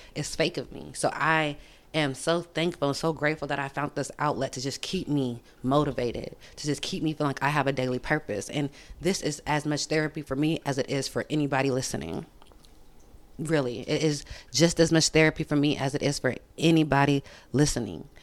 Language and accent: English; Sacramento, California, United States; I'm from Sacramento